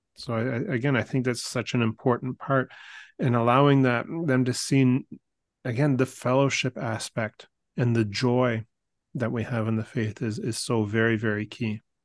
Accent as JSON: {"language": "English", "country": "Canada", "said": "us here as Canadian Catholics"}